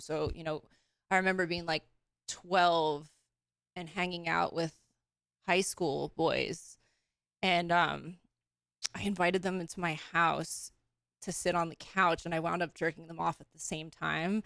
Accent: Long Island, New York, United States; moved away as an adult; now in West Coast, United States; I was born and raised in New York

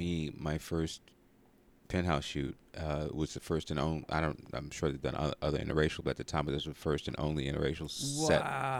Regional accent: Brooklyn, New York, United States; now in Los Angeles, United States; Brooklyn, New York.

